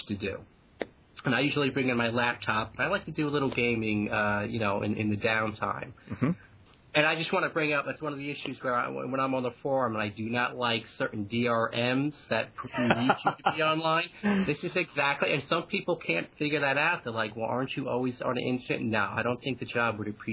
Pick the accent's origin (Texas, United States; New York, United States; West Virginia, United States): New York, United States; Long Island; accent: Long Island; Long Island. I'm from Long Island, so I've got that Long Island-y accent